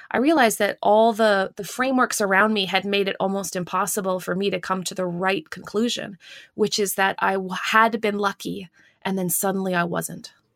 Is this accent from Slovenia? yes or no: no; Canada; now in United States; I'm not even American. I'm Canadian